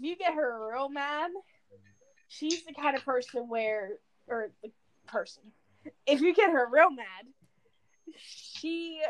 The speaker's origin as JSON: {"language": "English", "region": "Pennsylvania", "country": "United States", "said": "I'm from Pennsylvania. I am in the animal science field. At my school."}